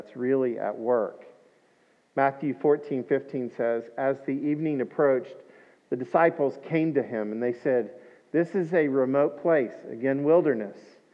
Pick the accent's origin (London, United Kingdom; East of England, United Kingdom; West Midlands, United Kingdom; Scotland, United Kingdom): Scotland, United Kingdom; I'm Scottish